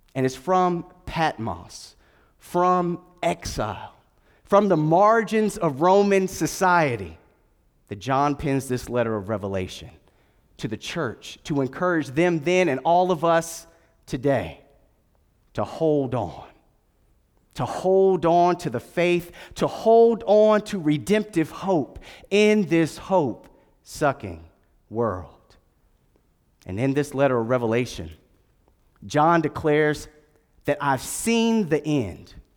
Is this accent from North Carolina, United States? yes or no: yes; Durham, North Carolina, United States; moved away; I was born at Durham Regional Hospital and, uh, went to Durham School of the Arts way back in the day.